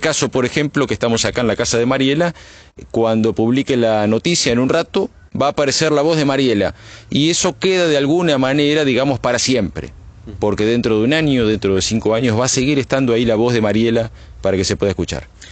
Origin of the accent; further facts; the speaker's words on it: Buenos Aires, Argentina; Soy de la capital federal